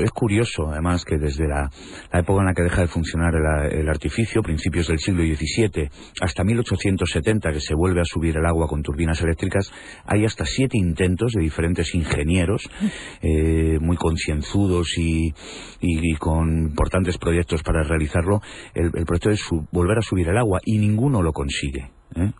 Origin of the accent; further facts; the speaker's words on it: Toledo, Castilla-La Mancha, Spain; los toledanos vivimos durante siglos